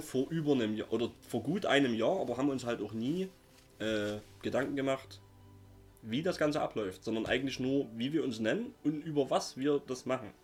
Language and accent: German; Saxony, Germany; accent: Saxon; wir kommen aus dem wunderschönen Sachsen